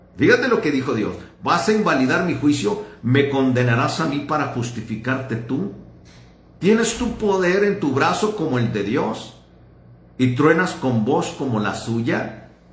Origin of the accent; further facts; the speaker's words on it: Ciudad Juárez, Chihuahua, Mexico; soy de Ciudad Juárez